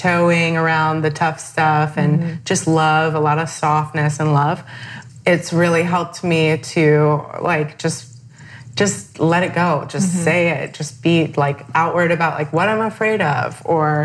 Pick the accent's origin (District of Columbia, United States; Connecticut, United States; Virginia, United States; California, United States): Virginia, United States; moved away; growing up in Virginia, very beautiful place to grow up